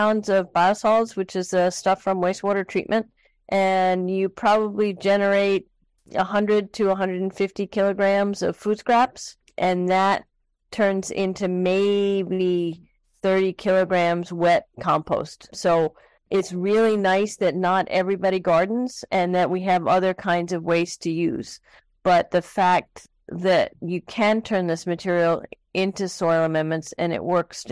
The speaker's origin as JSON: {"language": "English", "town": "New York City", "region": "New York", "country": "United States", "tie": "born or raised there", "moved": "yes", "said": "I was born and raised in New York City and grew up in Queens"}